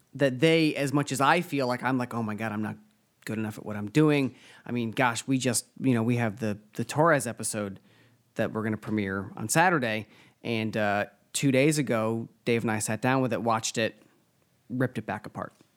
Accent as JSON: {"language": "English", "region": "Rhode Island", "country": "United States", "said": "I'm from Rhode Island"}